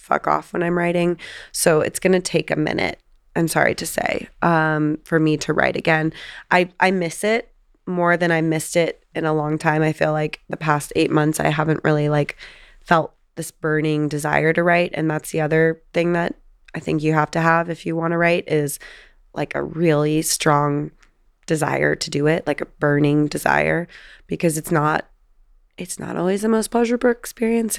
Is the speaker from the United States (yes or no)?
yes; Encinitas, California, United States; I grew up obviously in San Diego on the beach, and um, Encinitas is my hometown